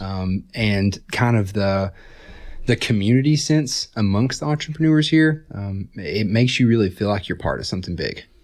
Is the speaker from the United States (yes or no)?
yes; Johnson City, Tennessee, United States; moved away as an adult; also born or lived in Wisconsin; now in Chattanooga, United States; I'm from Upper East Tennessee, Johnson City area